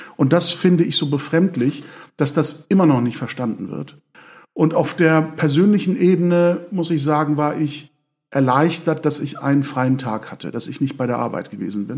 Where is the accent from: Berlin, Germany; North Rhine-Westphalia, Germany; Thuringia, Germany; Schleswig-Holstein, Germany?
Schleswig-Holstein, Germany; Lübeck; in Lübeck, äh, meiner Heimatstadt